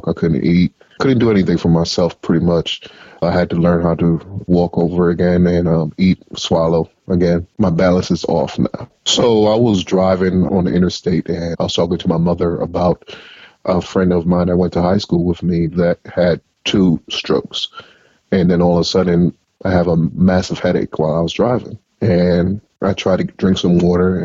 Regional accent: Atlanta, Georgia, United States; moved away; when I got back to my hometown in Atlanta

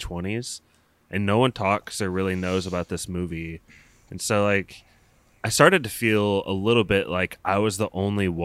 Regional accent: Indiana, United States; we are all from Indiana

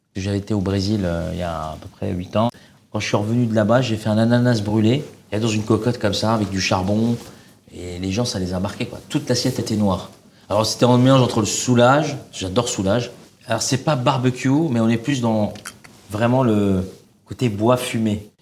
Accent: Oran, Oran Province, Algeria; now in France; j'ai grandi en Algérie. Je suis arrivé en France en 94.

